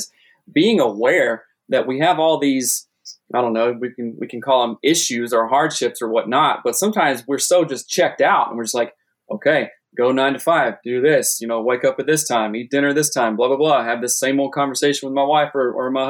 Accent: South Carolina, United States; moved away as an adult; also born or lived in Seattle; I'm from South Carolina originally, moved to Seattle when I was, I don't know, early 20s

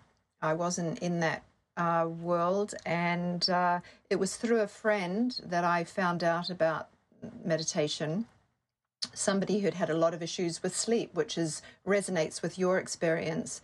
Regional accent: New Zealand; moved away as an adult; also born or lived in Sydney, Australia; I grew up in New Zealand and I did my degree there, and I moved to Sydney, Australia

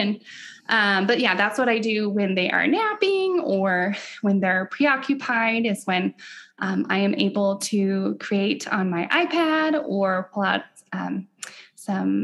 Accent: Denver, Colorado, United States; I am from Denver, Colorado, in the States.

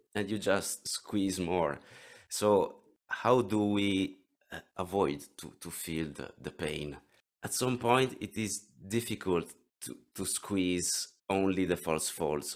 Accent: near Venice, Veneto, Italy; English is a second language; I come from Italy, near Venice. If you know the beautiful Venice, I live nearby

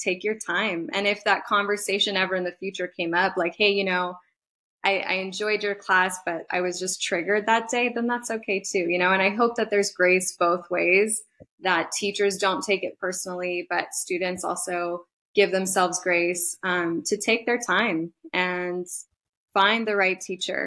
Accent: Nicaragua; now in Reno, United States; I'm from Nicaragua

